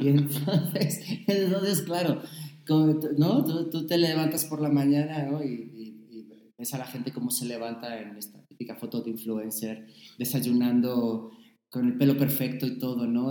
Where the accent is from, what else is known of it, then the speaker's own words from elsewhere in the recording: Spain; moved away as an adult; also born or lived in Saltillo, Coahuila, Mexico / United States; now in Mexico; mantener mi españolidad